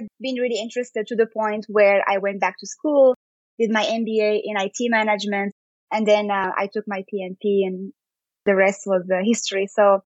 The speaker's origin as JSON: {"language": "English", "town": "Casablanca", "region": "Casablanca-Settat", "country": "Morocco", "moved": "as an adult", "lives_now": "United States", "said": "I moved from Casablanca, Morocco."}